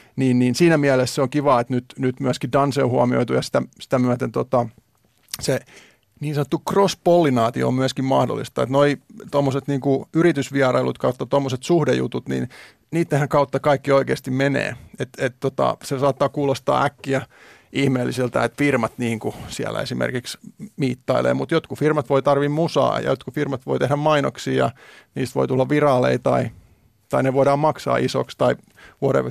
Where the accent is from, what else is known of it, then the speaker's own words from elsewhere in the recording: Finland; mä tuun Suomesta